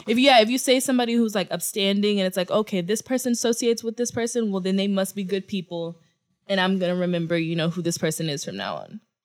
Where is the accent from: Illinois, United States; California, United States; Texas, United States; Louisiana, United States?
Texas, United States; Houston; now in New York, United States; I say Houston